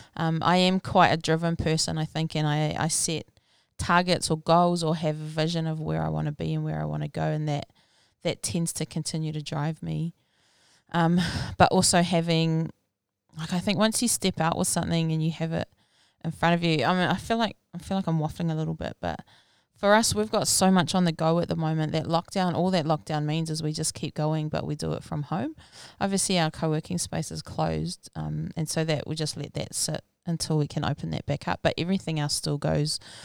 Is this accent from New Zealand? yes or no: yes; Rotorua, Bay of Plenty, New Zealand; I was born and raised in Rotorua back in nineteen eighty